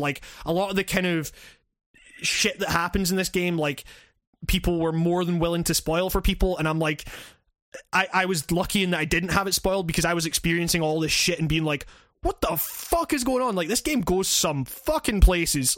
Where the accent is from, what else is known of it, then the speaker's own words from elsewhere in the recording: Scotland, United Kingdom; as a Scottish dude